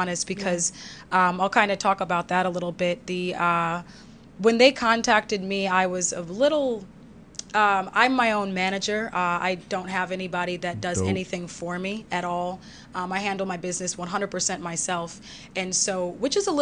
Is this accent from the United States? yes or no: yes; Los Angeles, California, United States; also born or lived in Chicago; now in Virginia, United States; I was born in Chicago and I grew up in Los Angeles